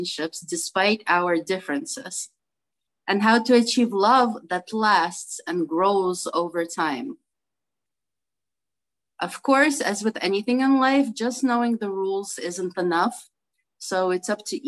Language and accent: English; New York City, New York, United States; I'm from Brooklyn, New York